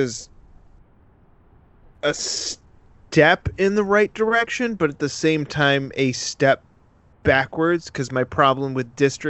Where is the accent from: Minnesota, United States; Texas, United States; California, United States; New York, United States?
New York, United States; Western; we said we're from Western New York.